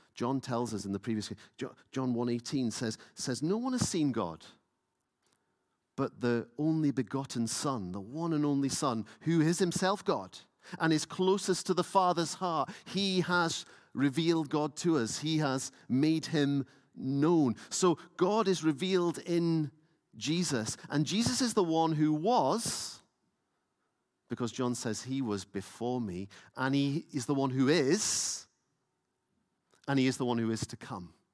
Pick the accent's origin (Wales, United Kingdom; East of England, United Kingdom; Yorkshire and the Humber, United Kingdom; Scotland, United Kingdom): Scotland, United Kingdom; Lewis; now in Edinburgh, United Kingdom; I grew up in Lewis, so you were rigid in worship